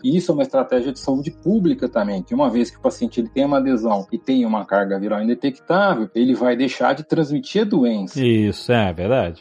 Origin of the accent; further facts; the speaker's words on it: Brazil; a gente como brasileiro